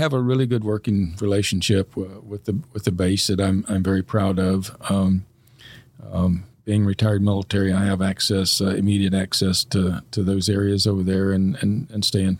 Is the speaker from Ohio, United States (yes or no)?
yes; Fairborn, Ohio, United States; our community in Fairborn. I mean, it's my hometown. Anyway, I've lived here longer than I have anywhere else.